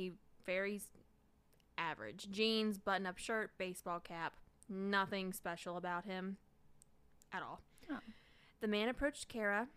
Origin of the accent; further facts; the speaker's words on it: the South, United States; accent: southern; I sound like cornbread and fiddles when I talk